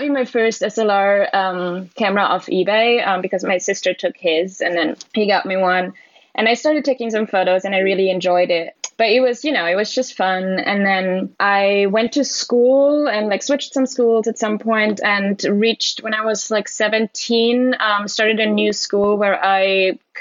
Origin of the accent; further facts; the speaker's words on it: village near Salzburg, Austria; first language German; English is a second language; moved away as an adult; also born or lived in Brooklyn, New York; now in New York City, United States; I'm originally from Austria, grew up in a tiny little town, village in the Alps, close to Salzburg.